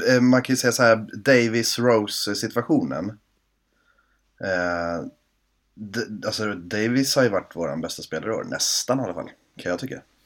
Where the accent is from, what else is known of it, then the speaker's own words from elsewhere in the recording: Sweden; man är ju som sagt svensk